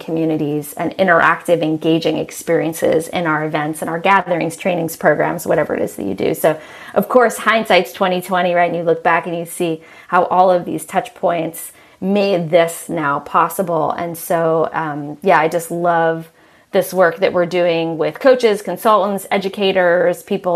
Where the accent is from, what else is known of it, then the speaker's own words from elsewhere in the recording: New York City, New York, United States; I grew up in New York City in Manhattan.